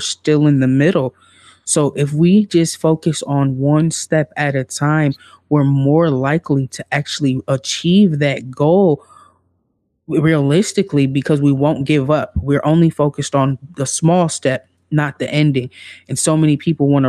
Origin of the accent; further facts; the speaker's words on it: Midwest, United States; I'm from the Midwest